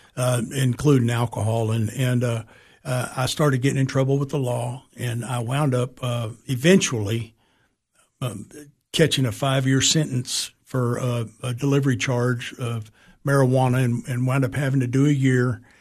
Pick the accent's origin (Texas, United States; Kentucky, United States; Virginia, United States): Texas, United States; San Antonio; also born or lived in Springfield, Massachusetts / Alaska; we moved straight to Texas, and that's where I was raised in San Antonio